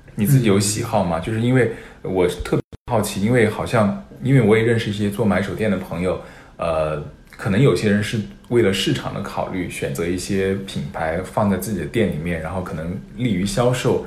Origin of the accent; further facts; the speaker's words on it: Chengdu, Sichuan, China; moved away; also born or lived in Shanghai; 因为我本身是成都人